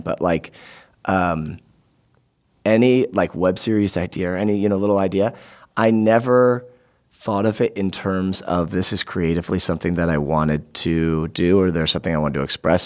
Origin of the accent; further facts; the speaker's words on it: Vermont, United States; I grew up in Vermont, too